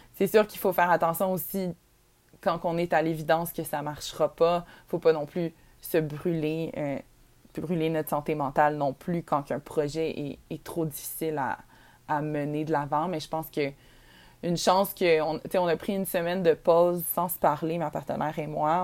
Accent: Quebec, Canada; notre Québec, l'endroit où on vient.

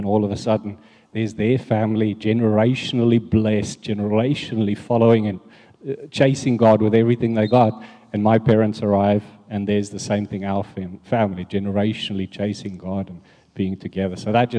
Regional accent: South Africa; moved away; as you know, we came from South Africa, and when we arrived here, we were very alone at the beginning, looking for a church.

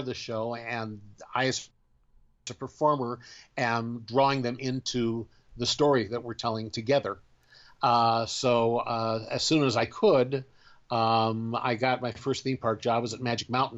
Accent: Southern California, United States; I grew up in Southern California

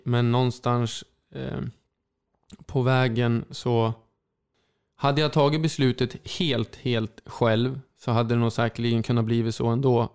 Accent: Sundsvall, Västernorrland County, Sweden; Sundsvall är min hemstad

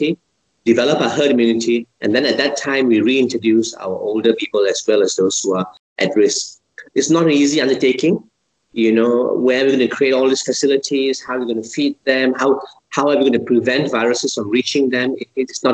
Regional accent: Malaysia; I'm a Malaysian

